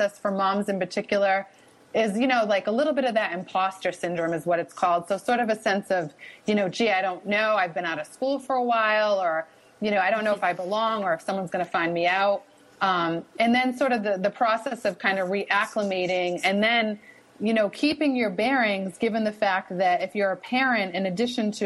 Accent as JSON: {"language": "English", "town": "Boston", "region": "Massachusetts", "country": "United States", "accent": "wicked (Boston)", "said": "I'm situated here at Northeastern, and that's in Boston, Massachusetts. So maybe you can pick up on my wicked accent a little bit here"}